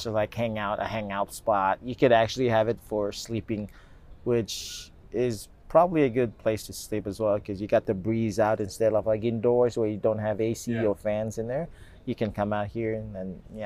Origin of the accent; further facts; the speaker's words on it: Marore, Gilbert Islands, Kiribati; I'm from Marore, the southern islands of Kiribati